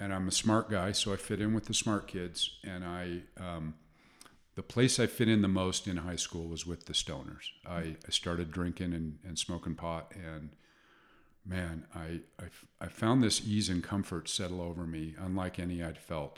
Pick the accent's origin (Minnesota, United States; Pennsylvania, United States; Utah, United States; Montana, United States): Utah, United States; Salt Lake City; I grew up in Salt Lake City